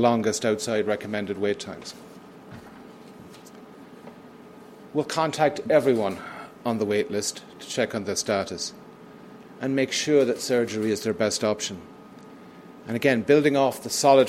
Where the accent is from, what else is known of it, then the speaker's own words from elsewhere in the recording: United Kingdom; moved away as an adult; also born or lived in Manitoba / British Columbia / Ontario; now in Canada; as my accent is a giveaway, in the United Kingdom.